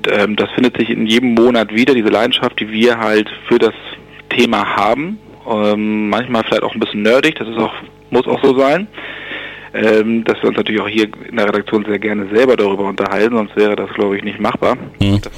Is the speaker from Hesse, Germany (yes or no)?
no; Bassum, Lower Saxony, Germany; Ich komme aus Niedersachsen, kleiner Ort, der heißt Bassum.